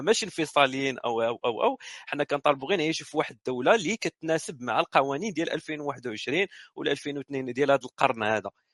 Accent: Morocco; حنا مغاربه وندويو في المغرب

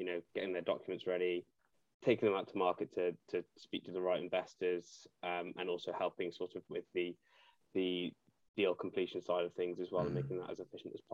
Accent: Cardiff, Wales, United Kingdom; moved away as an adult; also born or lived in Nottingham; I was born and raised in Cardiff, then went to Nottingham University

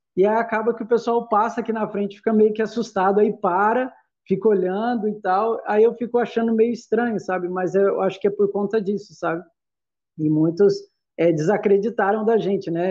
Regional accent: interior of São Paulo, Brazil; moved away as an adult; also born or lived in Salvador, Bahia; now in Goiás, Brazil; eu sou de São Paulo, né? Sou do interior de São Paulo

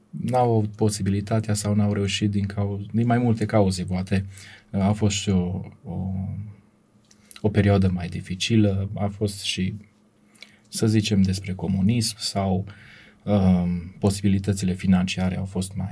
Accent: Oradea, Bihor County, Romania; moved away as an adult; now in Brașov, Romania; Circa de un an ne-am mutat în Brașov, uh, dar de fapt suntem orădeni.

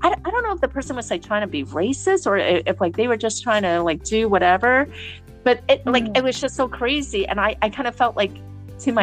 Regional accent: New York, United States; I'm an American. I'm from New York.

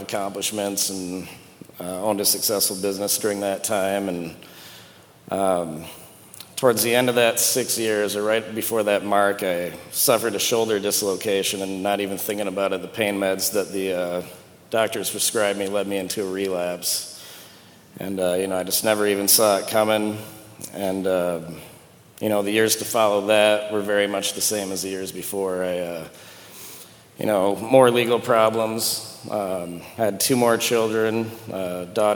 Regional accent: Sioux Falls, South Dakota, United States; I grew up here in Sioux Falls

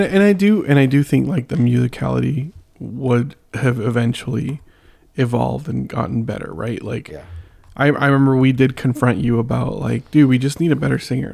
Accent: San Diego, California, United States; I'm from San Diego

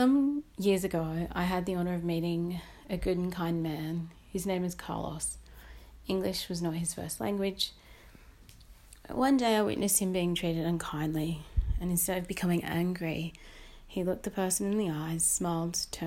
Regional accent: Belmont, New South Wales, Australia; I was born in Belmont, New South Wales.

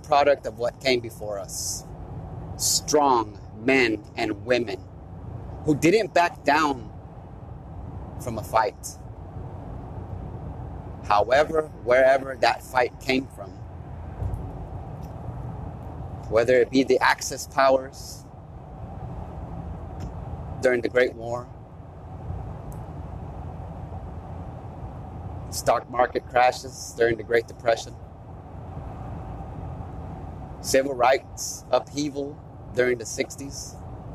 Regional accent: United States; We are American

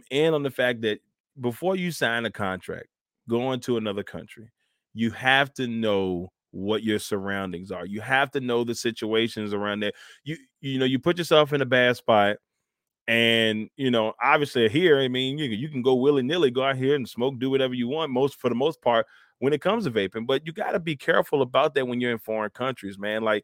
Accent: United States; as an American

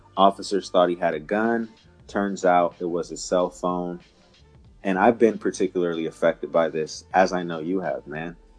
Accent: Sacramento, California, United States; when I was growing up in Meadowview and how my grandmother's house was the central hub for our family

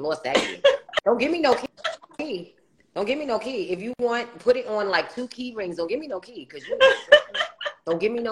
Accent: New York City, New York, United States; Queens, New York. Yes, ma'am. And then at, I want to say young adult, not young adult, like teenage age, I left from St. Albans, you know, Farmers Boulevard, and went to Southside.

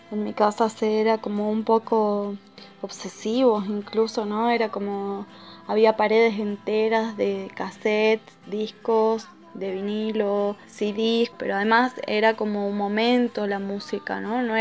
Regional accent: Salta, Argentina; also born or lived in San Antonio de los Cobres; Nací en Salta Capital. Me crié con una familia bastante abierta para su

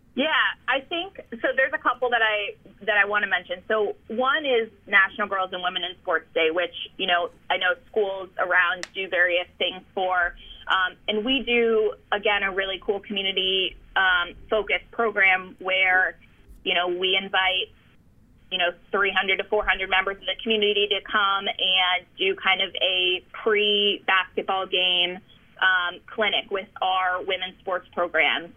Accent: New Jersey, United States; moved away; also born or lived in Chicago / Delaware; I grew up in New Jersey

